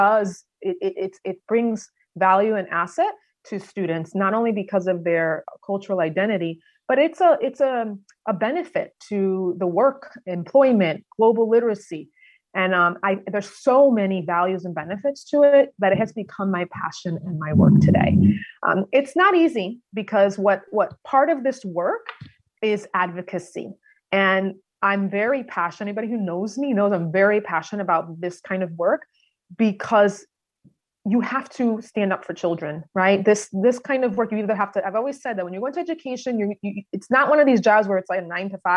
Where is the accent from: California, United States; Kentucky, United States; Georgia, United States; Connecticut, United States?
Connecticut, United States; Meriden; I've been born and raised in Meriden, Connecticut